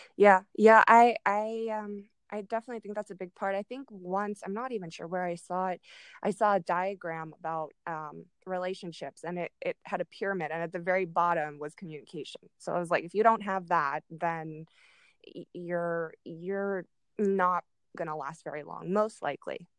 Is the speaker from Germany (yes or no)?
yes; Germany; now in Arizona, United States; I grew up in Germany